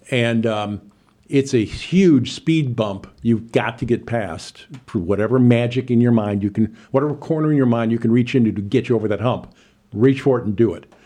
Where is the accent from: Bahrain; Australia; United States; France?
United States; Chicago, Illinois; moved away as an adult; now in Champaign, United States; I'm originally from Chicago, but being a T V vagabond, I went from one market to another over the last forty years